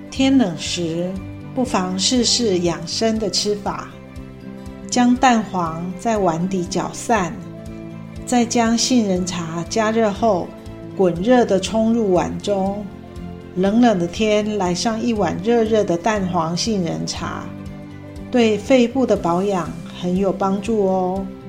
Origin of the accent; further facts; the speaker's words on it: Hsinchu, Taiwan; moved away as an adult; now in Tainan, Taiwan; 我是新竹的客家女儿，因先生工作的关系，扎根台南已久